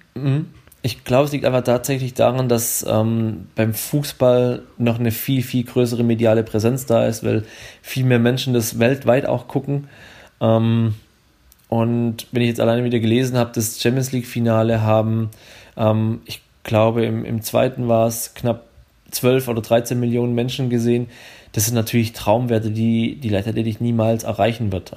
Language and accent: German; Swabia, Baden-Württemberg, Germany; accent: Swabian; ich komme ja aus dem Schwäbischen, wie man es vielleicht hört